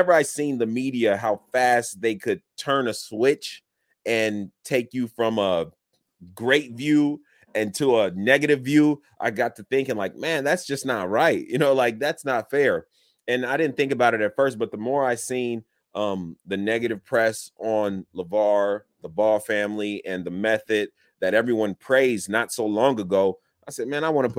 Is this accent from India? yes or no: no; Illinois, United States; also born or lived in Chicago; I was born in Chicago, and moved throughout Illinois.